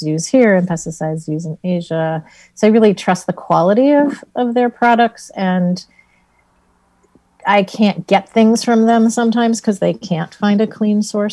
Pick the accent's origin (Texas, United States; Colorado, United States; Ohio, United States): Ohio, United States; also born or lived in Vermont / California; now in Pioneer Valley, Massachusetts, United States; I grew up in Ohio and lived in the Midwest.